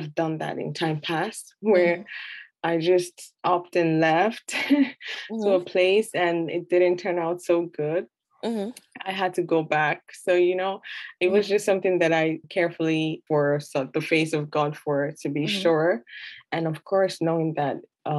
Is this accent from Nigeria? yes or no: yes; Nigeria; moved away as an adult; now in Canada; I'm originally from Nigeria